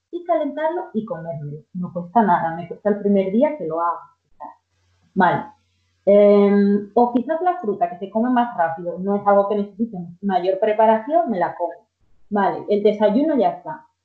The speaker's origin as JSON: {"language": "Spanish", "country": "Dominican Republic", "said": "en nuestro caso, somos dominicanos, con alguna legumbre"}